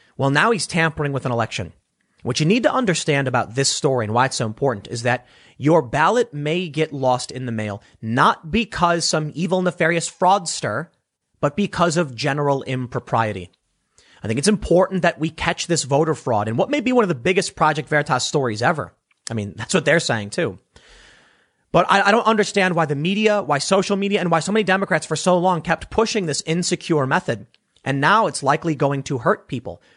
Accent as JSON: {"language": "English", "town": "Chicago", "region": "Illinois", "country": "United States", "said": "I'm from Chicago"}